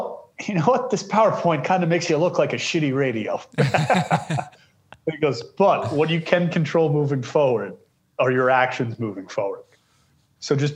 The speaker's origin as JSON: {"language": "English", "area": "Long Island", "region": "New York", "country": "United States", "tie": "born or raised there", "said": "I grew up on Long Island"}